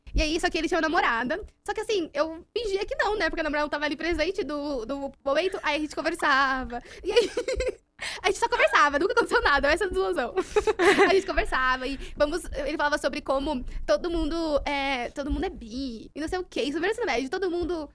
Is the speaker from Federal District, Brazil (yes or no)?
no; Juquitiba, São Paulo, Brazil; eu fui criada em Juquitiba, mato